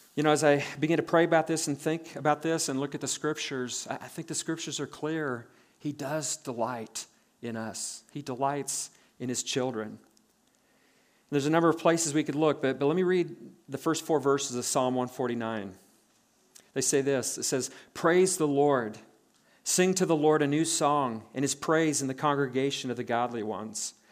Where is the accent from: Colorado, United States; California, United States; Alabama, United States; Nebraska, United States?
Nebraska, United States; born and raised in Nebraska